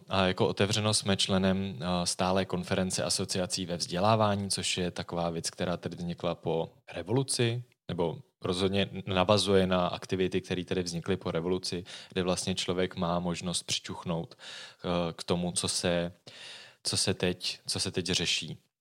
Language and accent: Czech; Prague, Czechia; skutečně ano, jsem z Prahy